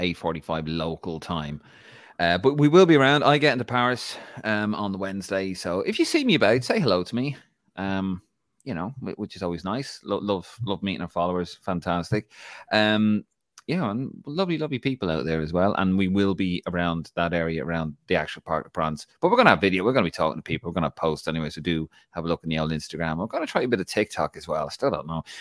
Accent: Ireland; I'm Irish

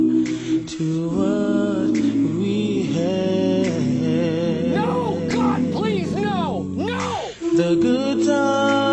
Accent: Tampa, Florida, United States; moved away; my hometown, Tampa, Florida

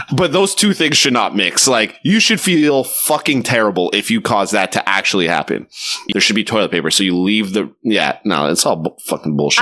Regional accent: Quebec, Canada; I don't consider myself a Quebecer, even though I'm from Quebec. As a Canadian

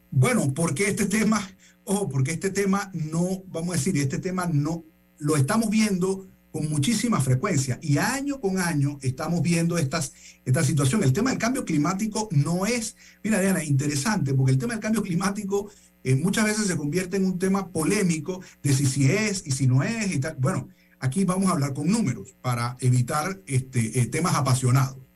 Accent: Panama; Entonces nosotros a preocuparnos de Panamá con respecto a esto y qué vamos a hacer nosotros como panameños

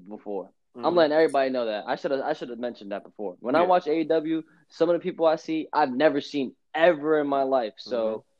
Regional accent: New York, United States; you're from New York. Mm-hmm. Yeah, I am

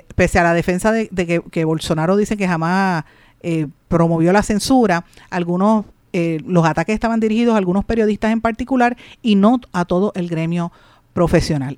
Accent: Puerto Rico; nosotros tenemos que entender como puertorriqueños

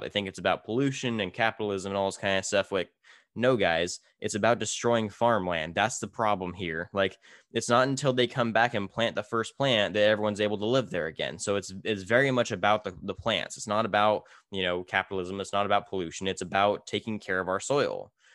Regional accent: California, United States; now in Minnesota, United States; I'm from California, we grow everything

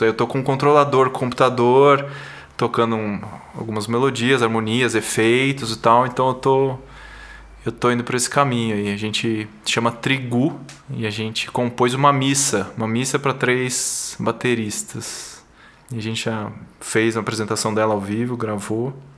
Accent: São Paulo, Brazil; also born or lived in São José dos Campos; Sim, sim, eu sou de São Paulo. Nasci aqui, morei um tempo no interior, São José dos Campos, mas depois voltei para cá para fazer faculdade de engenharia.

